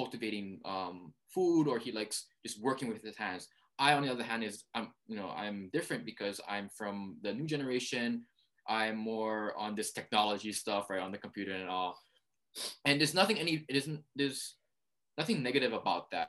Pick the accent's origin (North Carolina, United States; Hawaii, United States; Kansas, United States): Hawaii, United States; first language Hawaiian; English is a second language; Hawaiian language is my first language